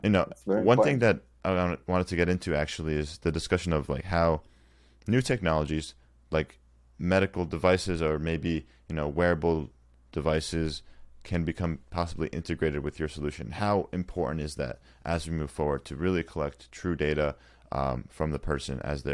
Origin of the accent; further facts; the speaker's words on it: United States; as an American